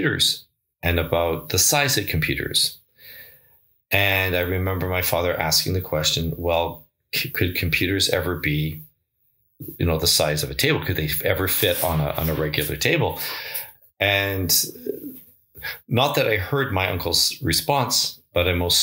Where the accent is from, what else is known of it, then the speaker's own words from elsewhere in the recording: Victoria, British Columbia, Canada; We were living in a duplex just off Shelbourne Street in Victoria